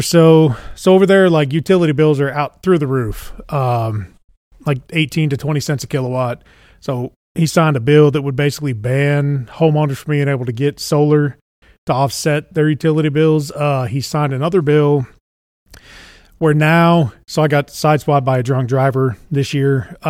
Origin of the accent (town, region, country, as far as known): Houston, Texas, United States